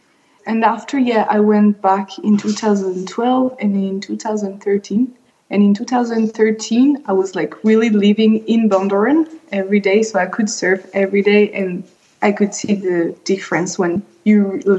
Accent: Marseille, Provence-Alpes-Côte d'Azur, France; English is a second language; also born or lived in Denver, United States / Sardinia, Italy; I grew up in Marseille because my dad is a chef. We used to travel a lot and we lived in US, in Denver, in Colorado, and in Sardinia and in other town in France.

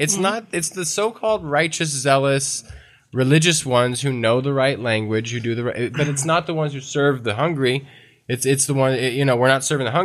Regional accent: the South, United States; I don't know why I'm from the South

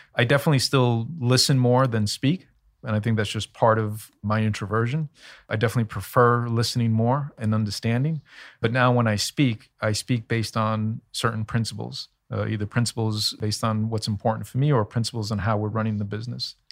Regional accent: New York City, New York, United States; also born or lived in Elmhurst, Queens / Bayside, Queens; when I was 10 or 11, we moved from Elmhurst in Queens in New York to Bayside in Queens, seven miles.

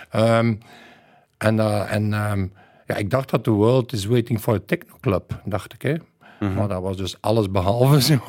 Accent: West Flanders, Belgium; als West-Vlaming eh, kunnen we niet meer lachen.

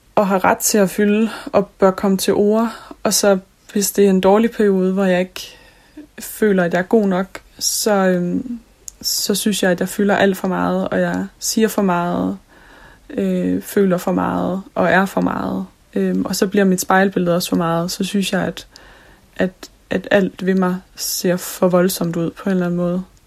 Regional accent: Jutland, Denmark; Nu er jeg fra Jylland

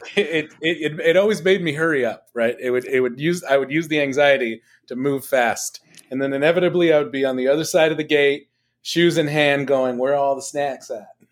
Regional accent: Los Angeles, California, United States; I grew up in Los Angeles

